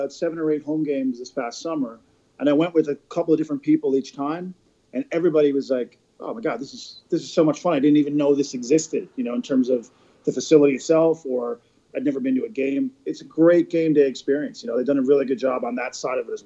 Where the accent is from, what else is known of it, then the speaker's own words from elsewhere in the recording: Newfoundland and Labrador, Canada; moved away; I grew up in Newfoundland.